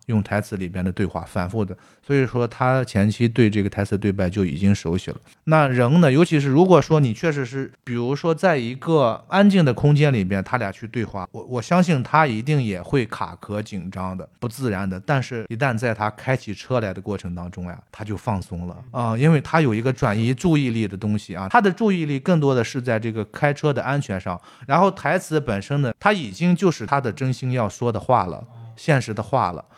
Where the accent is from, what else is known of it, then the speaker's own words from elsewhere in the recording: Shanxi, China; accent: Shanxi; now in Beijing, China; 我们都是山西导演，拍的山西故事，所有的发生的场景、环境，我们的乡音都是山西的